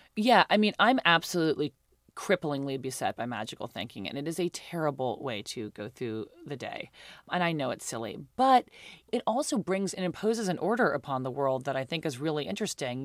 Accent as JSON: {"language": "English", "region": "New York", "country": "United States", "tie": "born or raised there", "said": "I grew up in New York. I went to private school."}